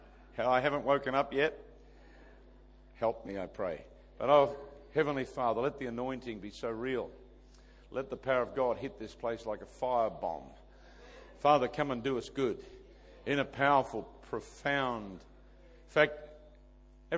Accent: Adelaide, South Australia, Australia; We come from Adelaide, South Australia

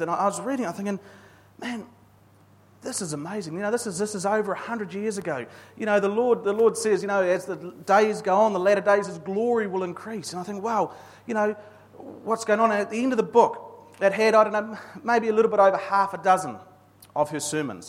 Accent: New Zealand; I'm a Kiwi male

